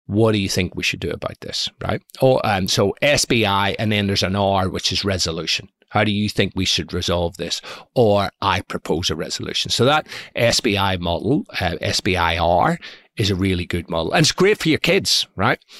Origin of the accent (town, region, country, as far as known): Belfast, Northern Ireland, United Kingdom; born or raised there